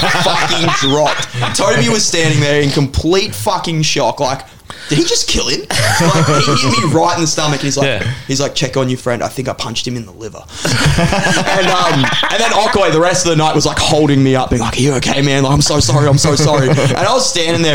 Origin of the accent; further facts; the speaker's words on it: Benalla, Victoria, Australia; moved away; also born or lived in Shepparton, Victoria; I'm from Benalla